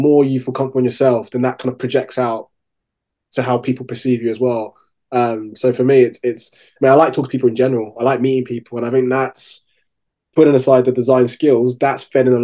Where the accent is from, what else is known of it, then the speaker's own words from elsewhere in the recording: London, United Kingdom; also born or lived in Winchester; I grew up in South London, Brixton